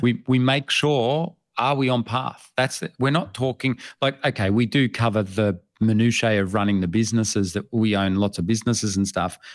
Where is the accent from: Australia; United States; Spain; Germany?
Australia; I am from Australia